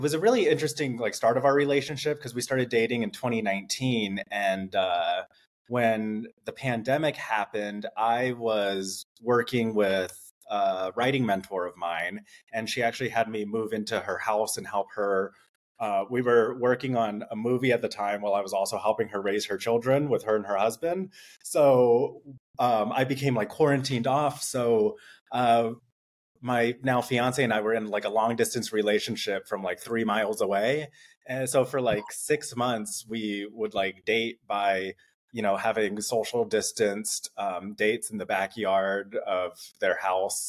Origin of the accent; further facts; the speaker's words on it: Rancho Cucamonga, California, United States; I was born and raised in Rancho Cucamonga, just like 30 minutes from there